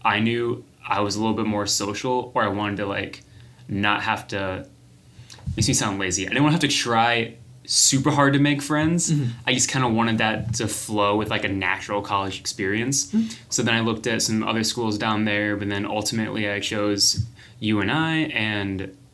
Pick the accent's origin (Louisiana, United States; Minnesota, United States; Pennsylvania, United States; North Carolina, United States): North Carolina, United States; moved away; I'm originally from North Carolina